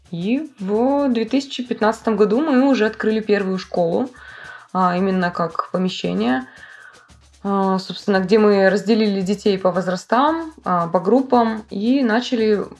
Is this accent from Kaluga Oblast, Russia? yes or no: no; Vladivostok, Primorsky Krai, Russia; я из Владивостока.